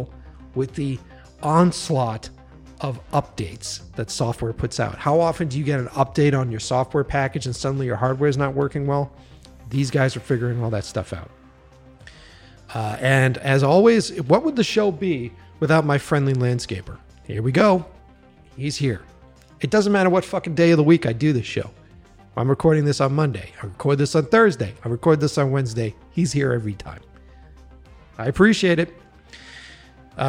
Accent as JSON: {"language": "English", "town": "Boston", "region": "Massachusetts", "country": "United States", "moved": "as an adult", "lives_now": "Los Angeles, United States", "said": "I'm from the East Coast, Boston"}